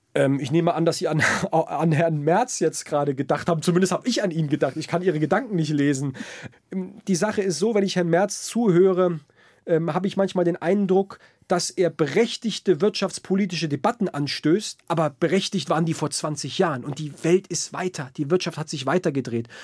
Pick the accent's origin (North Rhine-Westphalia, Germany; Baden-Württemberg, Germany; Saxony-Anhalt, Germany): Baden-Württemberg, Germany; Heidelberg; also born or lived in Berlin; ich bin in Heidelberg groß geworden, eine sehr internationale Stadt